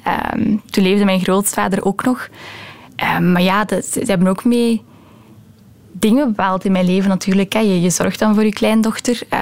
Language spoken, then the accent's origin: Dutch; Belgium; Dutch is a second language; also born or lived in Romania; Ik was nog maar sinds twee weken in België. Ehm, ik ben wel in België geboren, maar ik heb daarna een aantal jaren in Roemenië gewoond. Ehm, en ik was toen nog maar pas terug. En ik was de taal helemaal nog niet machtig.